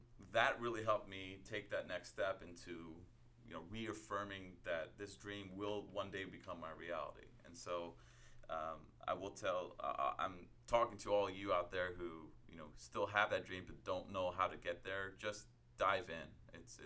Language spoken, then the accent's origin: English; New York City, New York, United States; moved away; I was born in Staten Island.